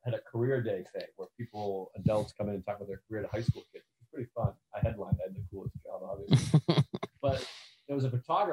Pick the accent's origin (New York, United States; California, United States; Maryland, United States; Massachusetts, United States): Massachusetts, United States; I grew up in suburbs in Massachusetts